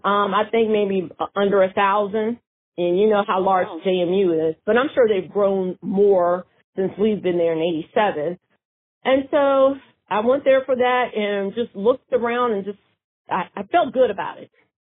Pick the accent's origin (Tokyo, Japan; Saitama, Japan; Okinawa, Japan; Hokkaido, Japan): Tokyo, Japan; born there; also born or lived in Germany; I was born in Tokyo, Japan, and my dad was in the Air Force, and I was born at Tachikawa Air Base, Tokyo, Japan. And then we moved, and we were stationed in Germany, at Frankfurt, Germany, my mom and my dad.